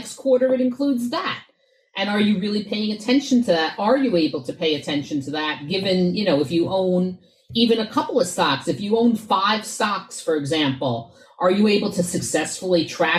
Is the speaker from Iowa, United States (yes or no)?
no; New York, United States; I grew up in New York in the 80s